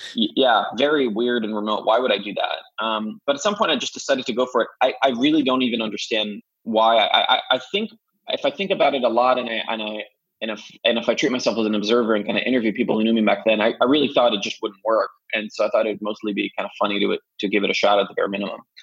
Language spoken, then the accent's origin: English; Jerusalem, Jerusalem District, Israel; moved away; I'm originally from Jerusalem, Israel, uh, where I was born and raised